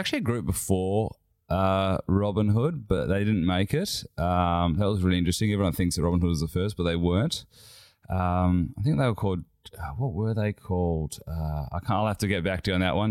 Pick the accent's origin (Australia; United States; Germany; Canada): Australia; Perth, Western Australia; moved away as an adult; now in Sydney, Australia; I grew up in Perth